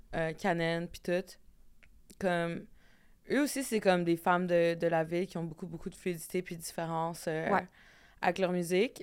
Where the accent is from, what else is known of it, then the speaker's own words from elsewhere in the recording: Red Sucker Lake, Manitoba, Canada; je viens de Red Sucker Lake.